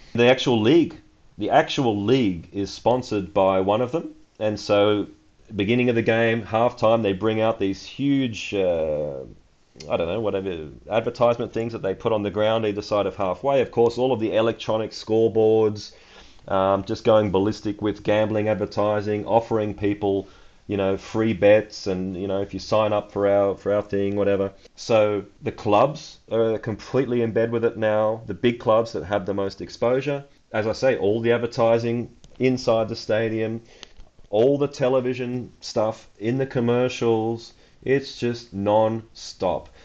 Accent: Australia; also born or lived in Germany; now in Portugal; I come from Australia

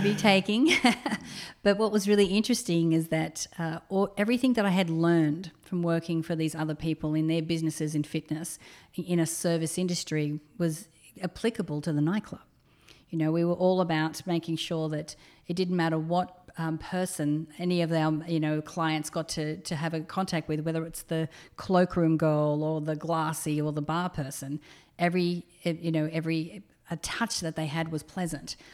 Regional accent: Australia; moved away; I'm an Australian

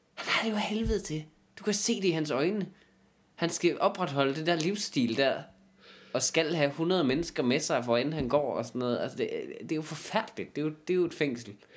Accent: Jutland, Denmark; i Jylland, hvis du er alene med nogen, ikke, i min hjemstavn

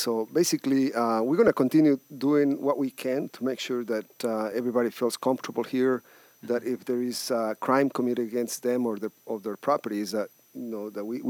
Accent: Ecuador; now in United States; I'm from everywhere because I was born in Ecuador

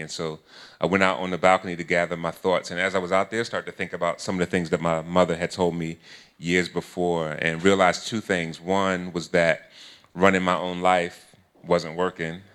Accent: Philadelphia, Pennsylvania, United States; I'm from Philly

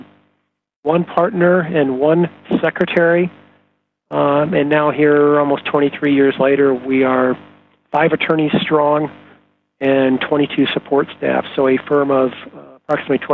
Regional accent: Iowa, United States; moved away as an adult; also born or lived in Arizona / Chicago; now in Phoenix, United States; I am a good, hardworking Midwestern boy. I grew up in Iowa. Moved to Arizona when I was 20 years old to go to school.

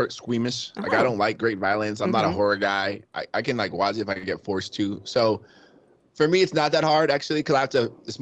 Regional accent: Rockland County, New York, United States; also born or lived in Queens, New York; I was born in Queens and I moved to Rockland County

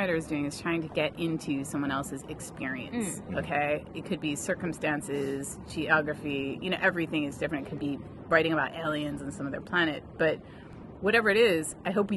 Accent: Vermont, United States; now in England; I grew up in Vermont.

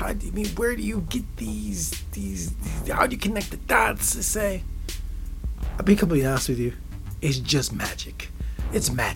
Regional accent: Midwest, United States; I'm from the Midwest. It's the perspective of a guy from the Midwest.

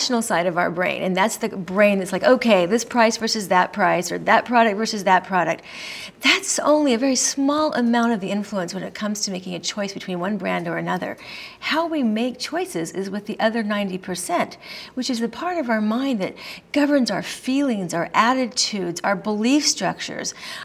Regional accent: Colorado, United States; I'm from Colorado, where we legalized pot before anybody else did.

